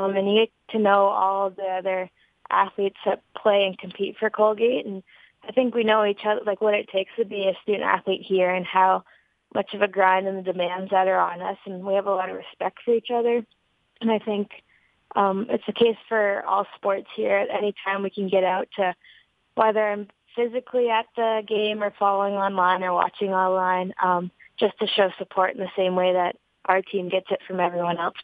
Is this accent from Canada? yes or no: yes; Barrie, Ontario, Canada; moved away as an adult; I'm from Barrie, Ontario, which is an hour north of Toronto. It's a city that keeps growing each year. That's where I've grown up my whole life.